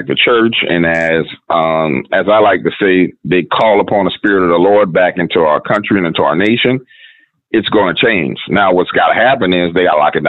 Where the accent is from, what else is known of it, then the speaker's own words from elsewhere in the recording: United States; I'm American.